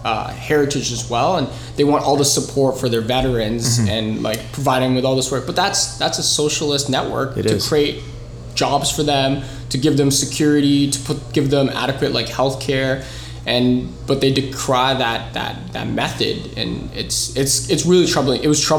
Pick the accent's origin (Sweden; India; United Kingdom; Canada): Canada; also born or lived in United States; we're all Canadians and that's how we're connected. But like, I'm happy that I'm Filipino Lebanese.